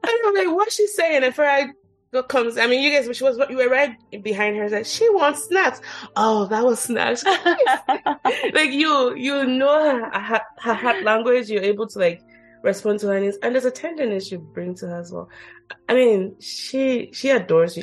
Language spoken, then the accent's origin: English; Nigeria; moved away; I grew up in Nigeria